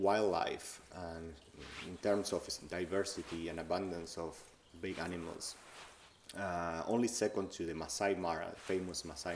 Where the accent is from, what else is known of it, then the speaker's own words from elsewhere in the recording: Argentina; moved away as an adult; also born or lived in United States; now in Ireland; I am from Argentina